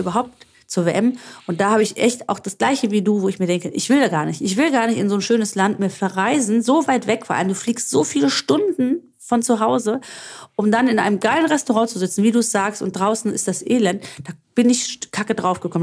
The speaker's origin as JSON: {"language": "German", "town": "Stavros", "country": "Greece", "moved": "yes", "said": "in Stavros liegen werde, wo ich herkomme"}